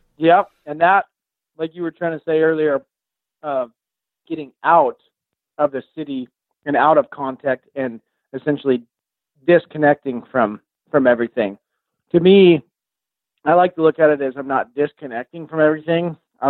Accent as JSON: {"language": "English", "region": "Oregon", "country": "United States", "said": "I'm from Southern Oregon, and black-tailed deer are ghosts."}